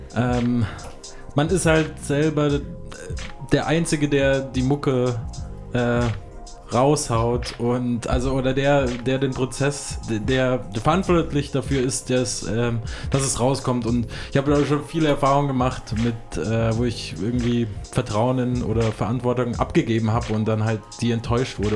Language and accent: German; Ansbach, Bavaria, Germany; moved away; aus meiner Heimatstadt Ansbach, also beziehungsweise eine meiner Heimatstädte